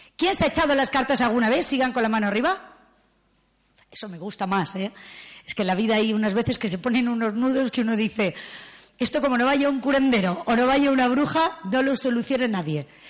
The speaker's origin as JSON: {"language": "Spanish", "town": "León", "region": "Castile and León", "country": "Spain", "tie": "born or raised there", "said": "yo nací en León y tengo derecho, soy castellana auténtica"}